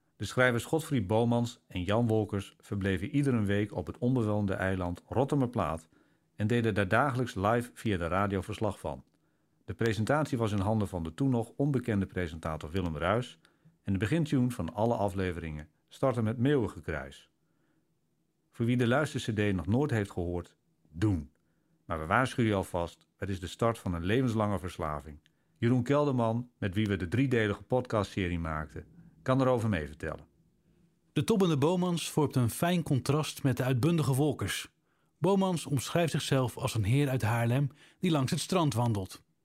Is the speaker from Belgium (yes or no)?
yes; Limburg, Flanders, Belgium; als Limburgers